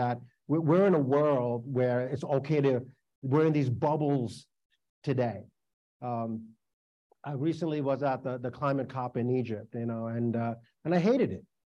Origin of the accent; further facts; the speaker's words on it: Sri Lanka; also born or lived in New York; now in United States; I was born in Sri Lanka. My family left there, one of only two lotteries to leave that country before the beginning of the Civil War